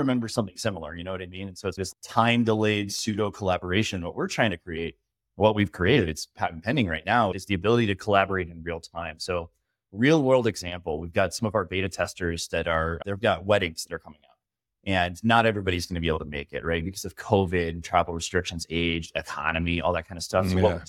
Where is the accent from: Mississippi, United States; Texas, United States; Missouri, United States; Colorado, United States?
Colorado, United States; Boulder; I'm from Colorado, grew up in Boulder, ended up joining the military when I was 24